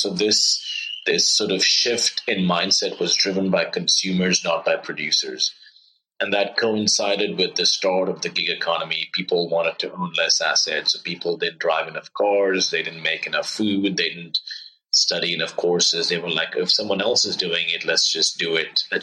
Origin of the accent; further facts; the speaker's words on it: Oman; moved away as an adult; also born or lived in India / Stanford, United States; I grew up in the Middle East in Oman.